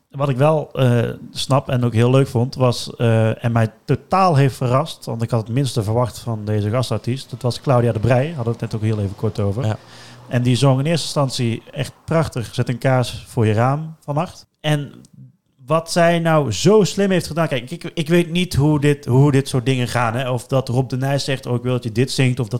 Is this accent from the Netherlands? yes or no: yes; Netherlands; als Nederlanders